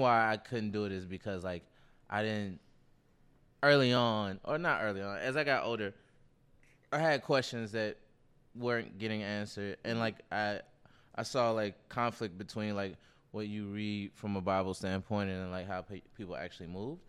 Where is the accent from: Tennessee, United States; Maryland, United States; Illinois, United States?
Tennessee, United States; Nashville; Baptist, so I'm from Nashville